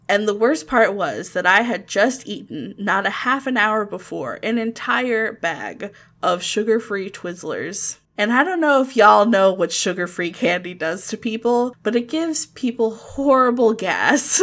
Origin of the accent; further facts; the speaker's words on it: Ocala, Florida, United States; I grew up in Ocala, which isn't too far away from Gainesville